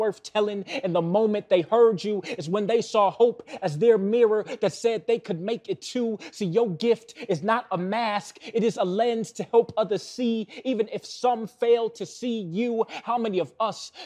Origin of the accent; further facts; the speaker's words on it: Milwaukee, Wisconsin, United States; Born and raised in Milwaukee, still live in Milwaukee